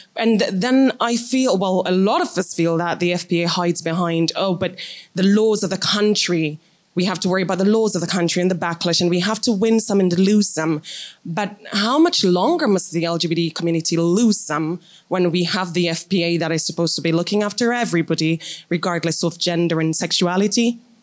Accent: Denmark; moved away as an adult; now in United States; I'm from Denmark, but I study in the US.

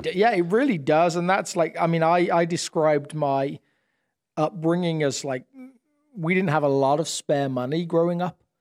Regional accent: United Kingdom; now in United States; I'm British

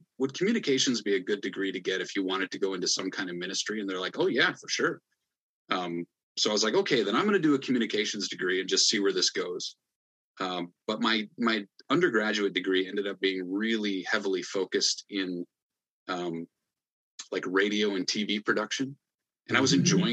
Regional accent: Hull, Iowa, United States; moved away as an adult; now in Ottawa, Canada; I grew up in Northwest Iowa, grew up in the CRC in Northwest Iowa. Hull is my hometown

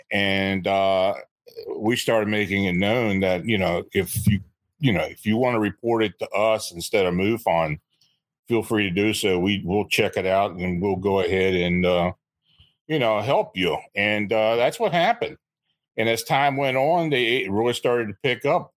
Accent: near Gettysburg, Pennsylvania, United States; I was born and raised near Gettysburg

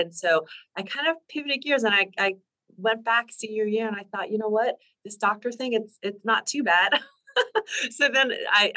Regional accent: New Jersey, United States; moved away as an adult; also born or lived in California; now in Bay Area, California, United States; I grew up in New Jersey. I'm a Jersey girl

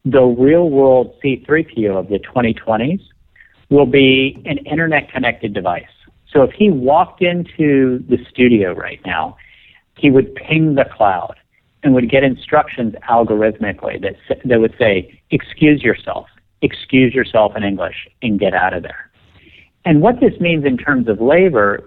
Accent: West Virginia, United States; moved away; I grew up in West Virginia

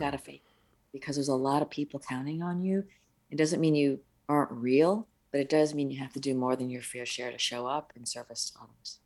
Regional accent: upstate New York, United States; English is a second language; my parents were from overseas. Uh, my dad's from the mainland and my mom is from Hong Kong. So we were first generation born in the States in upstate New York

